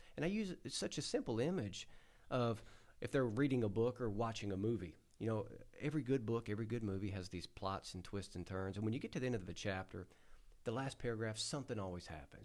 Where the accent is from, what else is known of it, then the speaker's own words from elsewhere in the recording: United States; growing up in the Delta